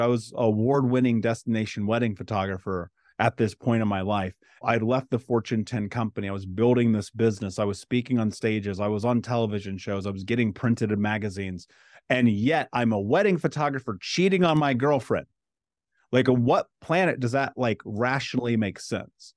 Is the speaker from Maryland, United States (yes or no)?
no; Indianapolis, Indiana, United States; I grew up in Indianapolis, in America